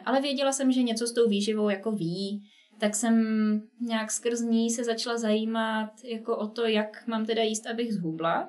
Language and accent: Czech; Czechia; also born or lived in Prague / United States